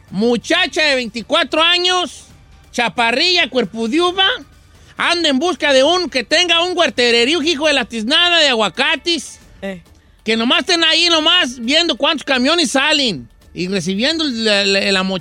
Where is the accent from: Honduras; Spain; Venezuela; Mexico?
Mexico; Guadalajara, Jalisco; Es que, soy de Guadalajara.